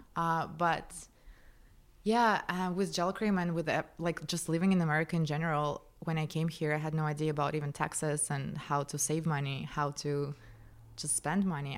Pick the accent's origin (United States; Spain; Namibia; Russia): Russia; Moscow; moved away; I grew up in Moscow, in Russia